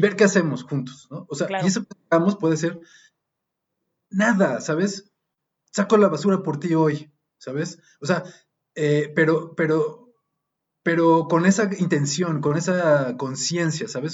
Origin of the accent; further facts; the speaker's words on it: Mexico; como mexicanos, como músicos